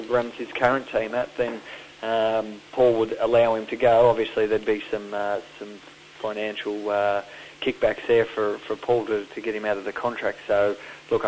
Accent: Sydney, New South Wales, Australia; I was fortunate enough to grow up in Sydney

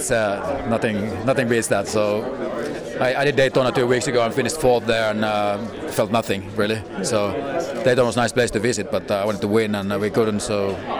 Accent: Finland; English is a second language; I'm from Finland, and we have minus 20 degrees there now.

